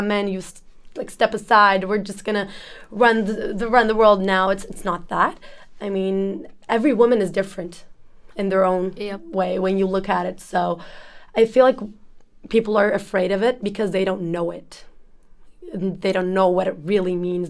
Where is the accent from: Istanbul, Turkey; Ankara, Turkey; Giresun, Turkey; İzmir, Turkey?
Ankara, Turkey; I'm from Turkey, uh, Ankara, to be precise, the capital.